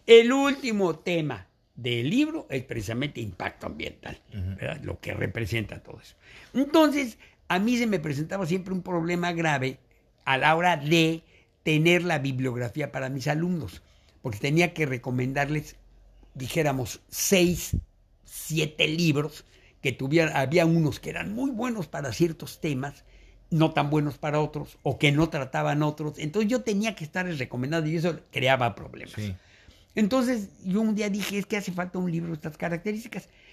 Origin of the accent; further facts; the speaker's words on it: Mexico City, Mexico; yo nací en la Ciudad de México, en lo que era el DF.